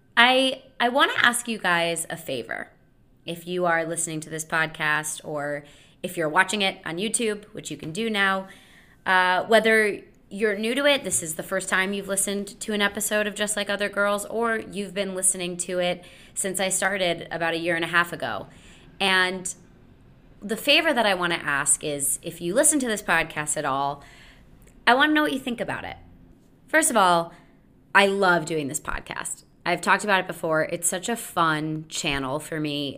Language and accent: English; Connecticut, United States; growing up in Connecticut, uh, small town Connecticut